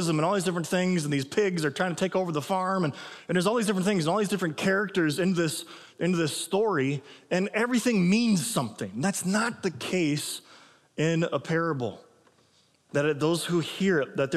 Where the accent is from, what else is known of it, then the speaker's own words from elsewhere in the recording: Illinois, United States; now in Minnesota, United States; I grew up in Illinois